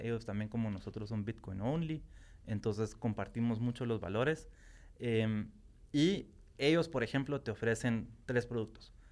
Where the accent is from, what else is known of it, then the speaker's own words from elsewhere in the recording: Guatemala; como guatemalteco